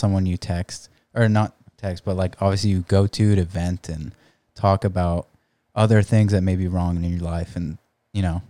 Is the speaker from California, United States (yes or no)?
yes; San Diego, California, United States; I grew up in La Jolla, uh, s, like, we've never lived anywhere else.